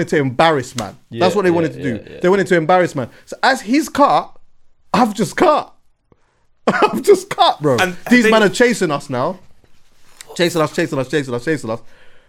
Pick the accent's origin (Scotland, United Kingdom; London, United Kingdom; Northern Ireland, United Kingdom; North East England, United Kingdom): London, United Kingdom; I'm from West